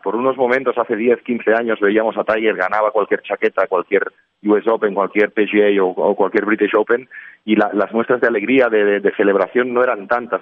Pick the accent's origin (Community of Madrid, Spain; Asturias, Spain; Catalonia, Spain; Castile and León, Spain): Catalonia, Spain; Barcelona; moved away as an adult; also born or lived in Valencia; mi, mi, origen, que es Barcelona, y decido volver a mi tierra